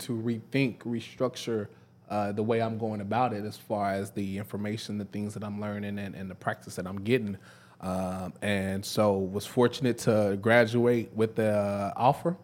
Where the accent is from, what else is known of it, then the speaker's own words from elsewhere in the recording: Dallas, Texas, United States; moved away as an adult; also born or lived in Prairie View, Texas; now in Memphis, United States; I'm from Dallas, uh, Dallas, Texas.